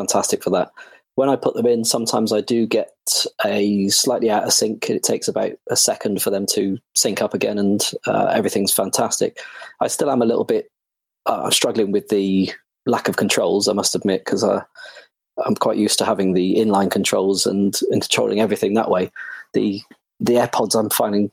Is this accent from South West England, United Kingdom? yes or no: yes; Bristol, South West England, United Kingdom; moved away as an adult; I am originally from Bristol. I left there at 23 to join the Air Force